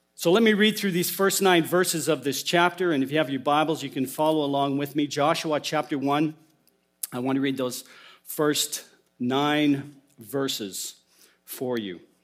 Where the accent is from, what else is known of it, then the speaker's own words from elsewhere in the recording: Alberta, Canada; as a young boy in the church I grew up in in Alberta